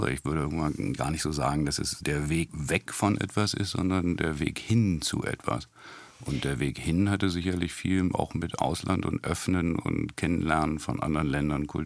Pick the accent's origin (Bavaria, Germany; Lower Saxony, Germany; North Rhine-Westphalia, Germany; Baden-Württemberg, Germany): Lower Saxony, Germany; Hanover; aber zumindest kann ich sagen, ich komme aus Hannover.